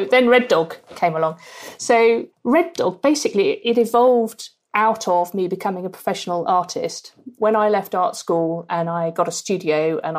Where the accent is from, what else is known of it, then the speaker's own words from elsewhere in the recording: Norfolk, East of England, United Kingdom; moved away as an adult; also born or lived in Australia / Cambridge; now in Bristol, United Kingdom; I grew up in Norfolk on the beaches, huge skies in Norfolk.